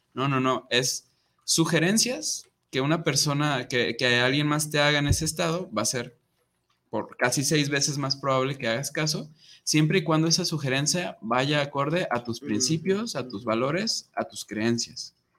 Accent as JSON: {"language": "Spanish", "town": "Guadalajara", "region": "Jalisco", "country": "Mexico", "moved": "as an adult", "lives_now": "Monterrey, Mexico", "said": "me voy a mi pueblito, ¿no? Acá a Guadalajara"}